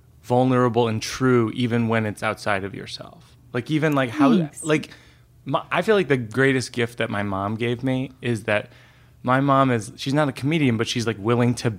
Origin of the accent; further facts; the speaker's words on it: Boston area, Massachusetts, United States; my hometown newspaper, the Boston Globe